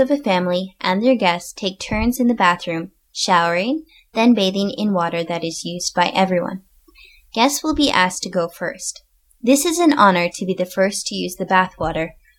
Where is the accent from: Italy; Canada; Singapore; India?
Canada; moved away as an adult; also born or lived in northern Japan; now in Japan; I am originally from Canada